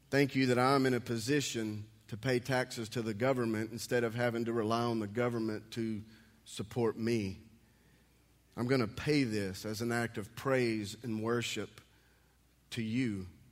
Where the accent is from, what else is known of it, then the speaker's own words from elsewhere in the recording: United States; also born or lived in Texas; as an American